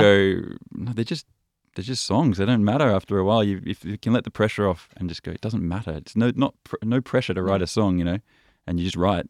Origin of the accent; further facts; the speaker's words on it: Byron Bay, New South Wales, Australia; moved away as an adult; also born or lived in Paris / Copenhagen; when I was growing up in Byron Bay